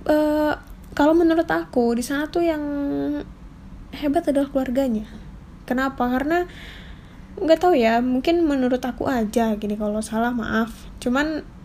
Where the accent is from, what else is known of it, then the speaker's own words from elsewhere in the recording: West Sumatra, Indonesia; di tempat aku berasal tuh kalau dari Sumatera Barat tuh apalagi untuk perempuan itu wajib untuk resepsi